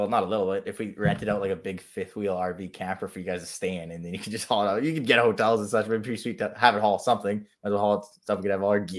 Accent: Manitoba, Canada; I'm from Manitoba.

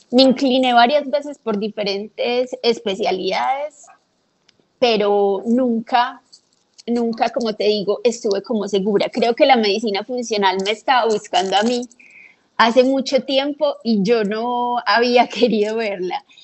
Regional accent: Colombia; born there; moved away; also born or lived in Canada; Eh, yo nací en Colombia y me fui a vivir a Canadá muchos años. Allá aún viven mis papás y una de mis hermanas. Eh, me devolví a Colombia a estudiar medicina

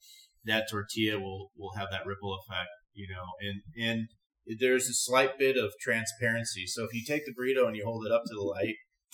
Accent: Southern California, United States; I grew up in Southern California, so this is what I'm used to.

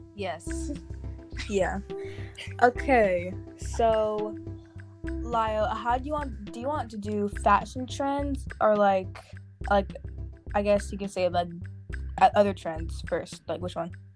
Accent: Nigeria; moved away; I traveled to my home country, Nigeria.

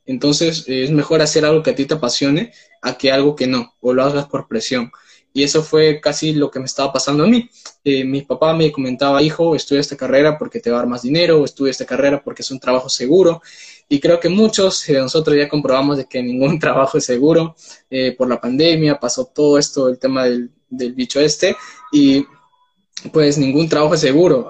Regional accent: Peru; tengo 19 años, soy de Perú

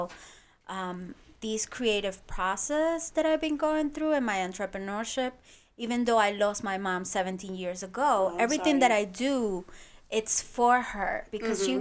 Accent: Venezuela; now in New York, United States; I was born here in New York, but then we have, you know, when she got separated from my dad, we have to move back to Venezuela.

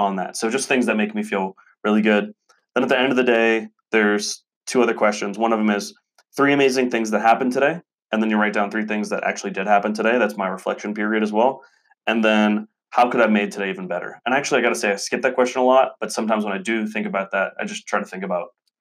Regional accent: the South, United States; We're both from the South

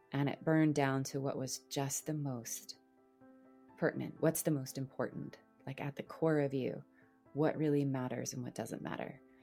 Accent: New Jersey, United States; moved away as an adult; also born or lived in Boston; I'm from Jersey

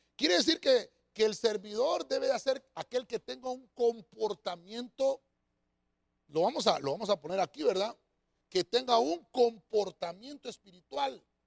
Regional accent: Honduras; nosotros acá en Honduras tenemos nuestro propio acento

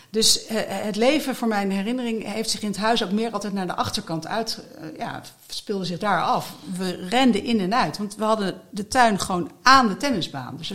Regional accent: Gorinchem, South Holland, Netherlands; Nee, want ik kwam uit Gorkum en dat was echt een nou, dat was wel een stad, maar iets anders dan Den Haag, veel kleiner. En we woonden daar in een veel rustiger omgeving.

